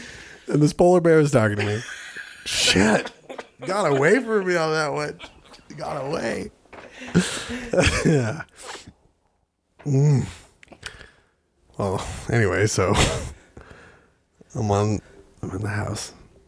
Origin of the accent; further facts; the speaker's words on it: Pittsburgh, Pennsylvania, United States; I grew up in Pittsburgh. Okay? All right? Fuck describing where I grew up.